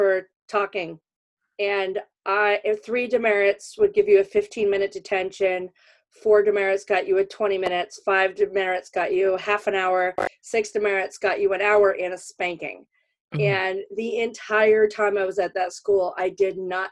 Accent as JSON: {"language": "English", "region": "Connecticut", "country": "United States", "said": "I'm from Connecticut, like North"}